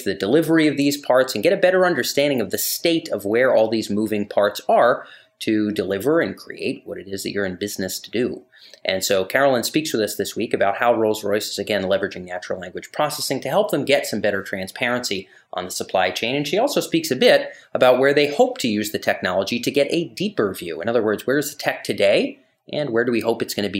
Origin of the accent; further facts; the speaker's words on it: United States; as an American